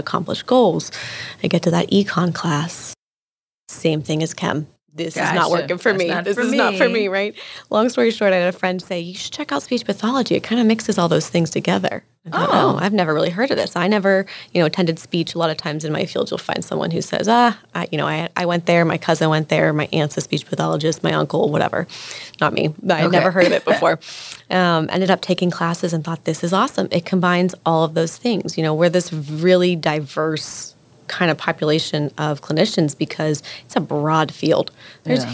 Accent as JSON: {"language": "English", "town": "Pittsburgh", "region": "Pennsylvania", "country": "United States", "tie": "born or raised there", "moved": "as an adult", "lives_now": "DMV area, United States", "said": "I'm from Pittsburgh, Pennsylvania originally"}